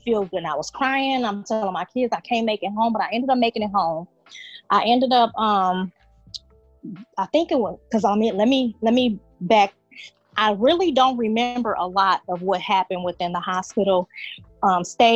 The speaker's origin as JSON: {"language": "English", "town": "Rockford", "region": "Illinois", "country": "United States", "said": "I am from Rockford, Illinois"}